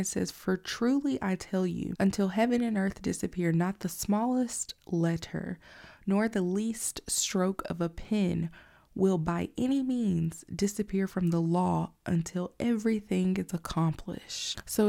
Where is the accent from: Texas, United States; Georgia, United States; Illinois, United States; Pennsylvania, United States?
Georgia, United States; also born or lived in Alabama; But I know here in the South, in Georgia, growing up in Georgia and Alabama in the early 90s